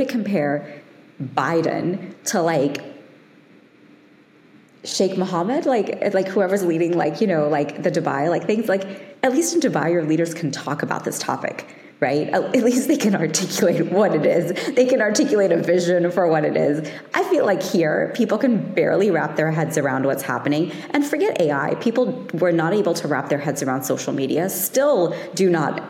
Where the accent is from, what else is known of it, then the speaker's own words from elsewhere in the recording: London, United Kingdom; I was born in London